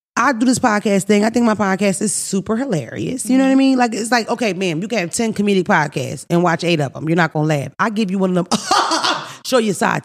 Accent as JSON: {"language": "English", "town": "Philadelphia", "region": "Pennsylvania", "country": "United States", "tie": "born or raised there", "said": "I grew up in North Philly."}